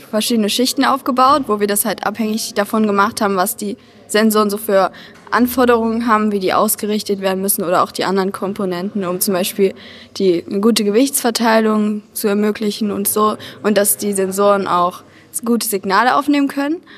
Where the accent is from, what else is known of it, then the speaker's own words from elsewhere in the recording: Dresden, Saxony, Germany; Dresden. Dresden. Deswegen Doppel-D